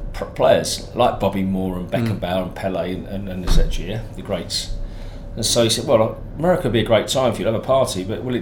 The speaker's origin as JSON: {"language": "English", "region": "London", "country": "United Kingdom", "said": "I'm a Londoner"}